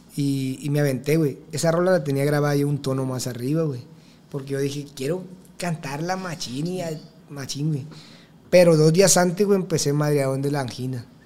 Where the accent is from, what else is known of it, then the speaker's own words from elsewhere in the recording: El Dorado, Sinaloa, Mexico; tengo 21 años, soy del Dorado Culiacán, Sinaloa